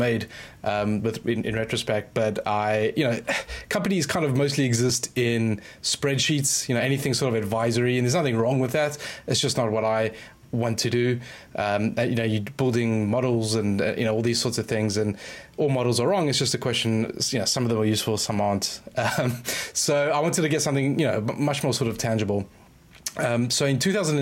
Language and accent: English; South Africa; moved away as an adult; now in United Kingdom; I grew up, I spent the first, 20 something odd years in South Africa.